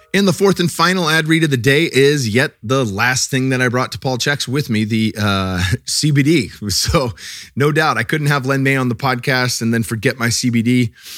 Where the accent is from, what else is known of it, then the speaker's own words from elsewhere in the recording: California, United States; growing up in California, I never was too into cannabis when I was young.